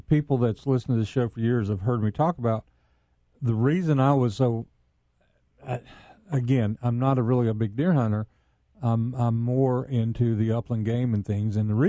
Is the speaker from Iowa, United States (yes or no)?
no; Chattanooga, Tennessee, United States; where I grew up was in East Brainerd, and I still own the house today. I got 2 acres in East Brainerd.